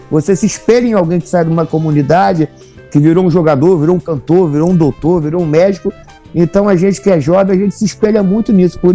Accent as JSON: {"language": "Portuguese", "town": "Santa Cruz", "region": "Rio de Janeiro", "country": "Brazil", "said": "Não, é Santa Cruz Rio de Janeiro, né?"}